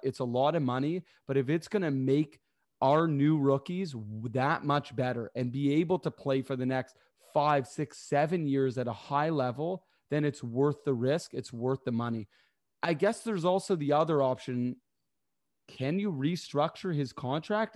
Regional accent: Canada; I am Canadian

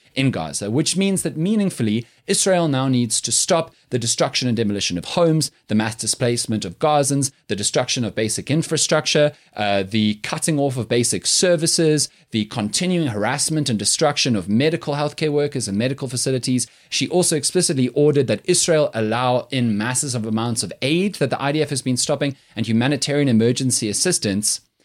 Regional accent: South Africa; I'm so proud of being South African

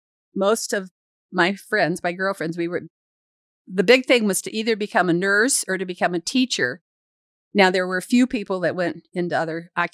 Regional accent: Ocala, Florida, United States; born there; also born or lived in Akron, Ohio; Well, I was born in Ocala, Florida. I'm a true Floridian. There are not many of them around. And then my dad worked for Goodyear Tire and Rubber Company. So we were transferred all over the country, Akron, Ohio

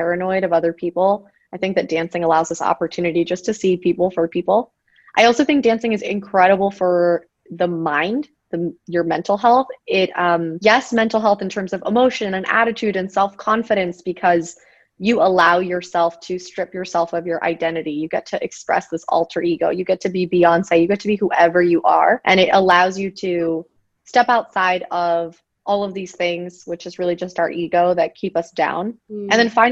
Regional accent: Miami, Florida, United States; moved away as an adult; I'm originally from Miami

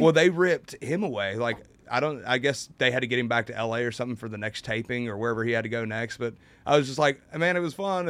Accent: United States; I'm from Carolina

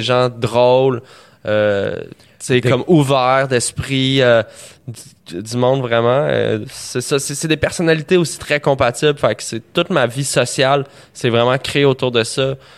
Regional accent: Montreal, Quebec, Canada; j'ai grandi à Montréal, puis d'une famille de musiciens.

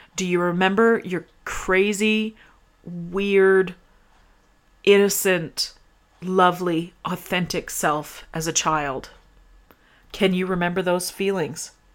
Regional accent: Canada; I'm Canadian

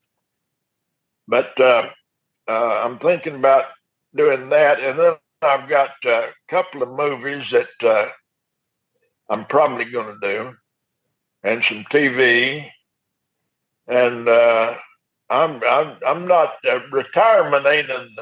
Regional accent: Lubbock, Texas, United States; I grew up in Lubbock, and it's not a friendly environment

